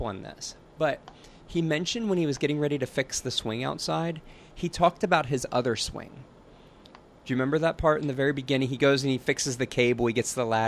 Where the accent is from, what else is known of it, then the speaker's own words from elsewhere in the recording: Pennsylvania, United States; I'm from Pennsylvania